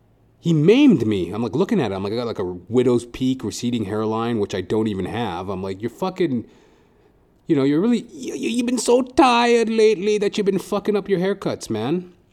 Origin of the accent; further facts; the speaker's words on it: Trinidad & Tobago; So, like, we love animals and shit, you know. And we're both Trinidadian.